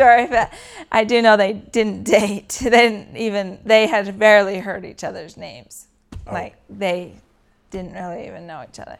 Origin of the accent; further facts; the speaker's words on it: Sandy, Utah, United States; born there; I was born in Sandy, Utah.